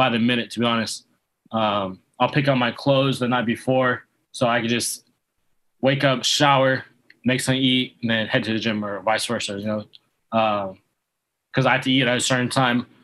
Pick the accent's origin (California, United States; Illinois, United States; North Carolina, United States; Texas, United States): California, United States; Yuba City; now in Coachella Valley, United States; So I'm originally from Yuba City, California. It's about 30 minutes north of Sacramento. So I'm from Northern California